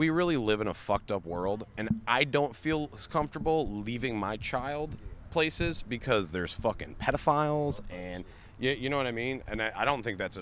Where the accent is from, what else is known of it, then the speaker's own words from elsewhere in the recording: Cleveland, Ohio, United States; I'm from Cleveland